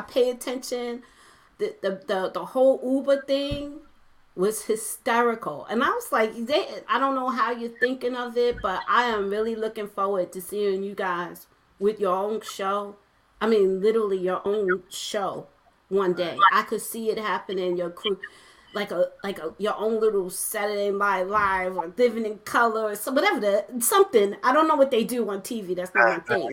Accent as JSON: {"language": "English", "town": "New York City", "region": "New York", "country": "United States", "said": "I'm originally from Brooklyn, from Flatbush"}